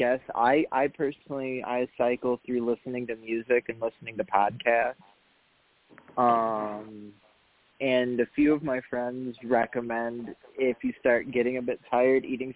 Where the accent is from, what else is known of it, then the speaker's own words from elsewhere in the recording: Kalamazoo, Michigan, United States; moved away; also born or lived in Dayton, Ohio; I was born in Kalamazoo, Michigan